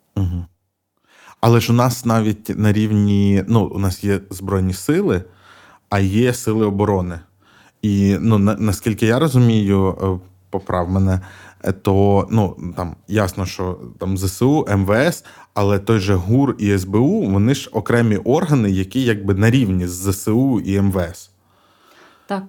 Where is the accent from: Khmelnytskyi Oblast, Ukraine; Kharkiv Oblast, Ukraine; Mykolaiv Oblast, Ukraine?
Mykolaiv Oblast, Ukraine; moved away; also born or lived in Odesa; я сам з Миколаївщини